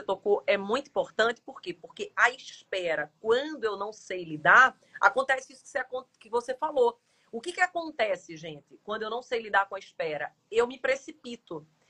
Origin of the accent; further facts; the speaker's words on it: Jaboatão dos Guararapes, Pernambuco, Brazil; moved away; eu vim do interior, vim de Jaboatão